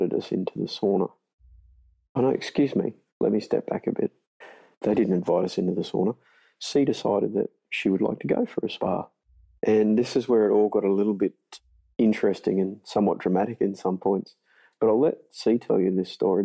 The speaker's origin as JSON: {"language": "English", "country": "Australia", "said": "we're Australian. Thongs are things that we wear on our feet"}